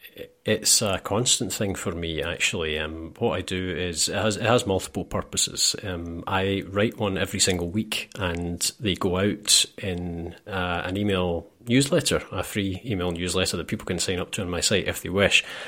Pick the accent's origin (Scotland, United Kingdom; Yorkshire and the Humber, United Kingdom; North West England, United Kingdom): Scotland, United Kingdom; I'm Scottish